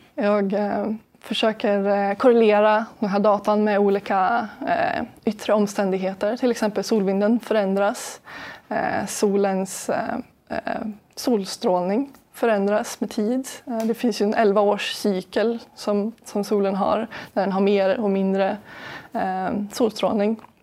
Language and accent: Swedish; Sweden; vi är en minoritet svenskar i min forskargrupp i Kiruna